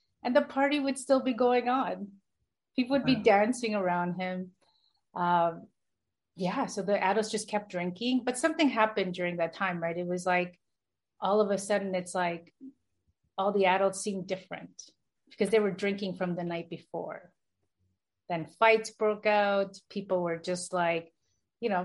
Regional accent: Toronto, Ontario, Canada; I was born in Toronto, Toronto, Canada. I was brought up in Toronto as well

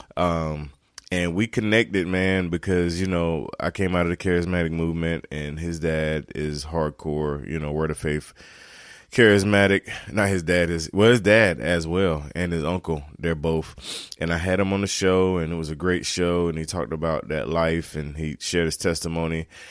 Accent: Turkey, North Carolina, United States; moved away as an adult; now in South Carolina, United States; I'm originally from North Carolina, east of North Carolina, uh, little town called Turkey.

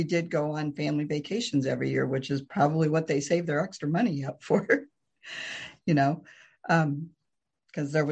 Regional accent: Morton, Illinois, United States; also born or lived in Kansas; now in Pekin, United States; I grew up in Morton

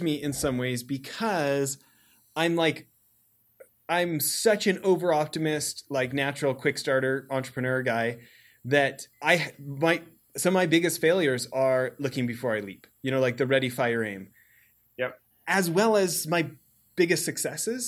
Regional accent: Alberta, Canada; now in United States; I'm an American born abroad. My dad's American, but I grew up in Alberta

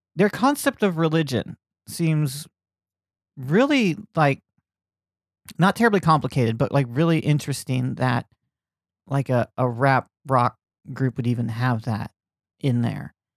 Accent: Lakeland, Florida, United States; moved away; When I was growing up in Lakeland, Florida

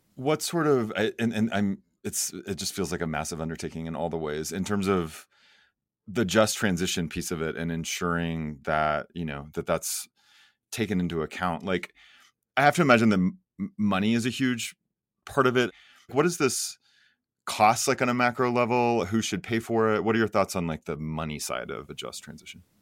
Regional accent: Oklahoma, United States; born or raised there; moved away

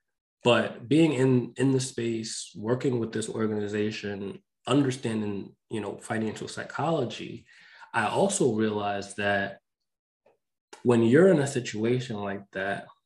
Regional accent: New York, United States; I grew up in New York.

